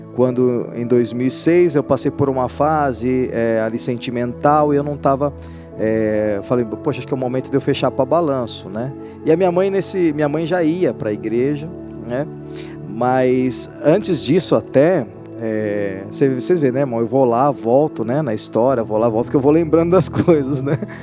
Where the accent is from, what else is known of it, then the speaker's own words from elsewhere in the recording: Brazil; nós, nós crescemos num bairro de periferia, acho que com muito dos irmãos aqui, né? Uma vida é, bem difícil, uma vida bem simples, né? Aquela família brasileira